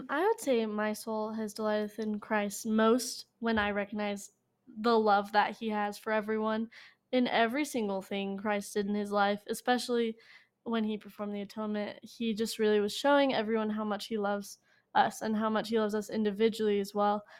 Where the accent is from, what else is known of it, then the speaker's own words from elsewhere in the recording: Sandy, Utah, United States; I'm from Sandy, Utah.